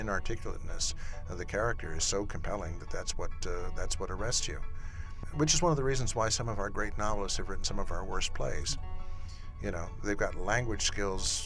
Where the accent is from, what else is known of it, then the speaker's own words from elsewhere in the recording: Chicago, Illinois, United States; moved away; I'm a Chicagoan who lives in exile